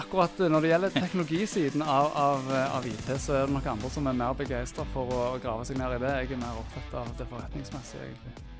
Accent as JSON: {"language": "Norwegian", "town": "Stavanger", "region": "Rogaland", "country": "Norway", "said": "Far til to bosatt i Stavanger og er fra Stavanger, som kanskje dialekten min eh, røper"}